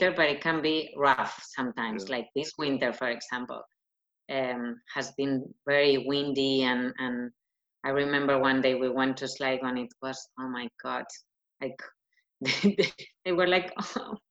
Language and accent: English; Madrid, Community of Madrid, Spain; English is a second language; now in Ireland; I come from Madrid, so it's not a small city